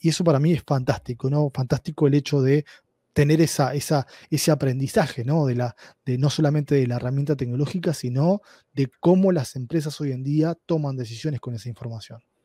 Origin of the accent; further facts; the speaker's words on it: Uruguay; accent: Uruguayan Spanish; moved away as an adult; now in Bellevue, United States; mi español un poco extraño es de Uruguay, es, eh, soy de Uruguay. Eh, estuve en Uruguay eh, viviendo hasta, hasta hace un año y medio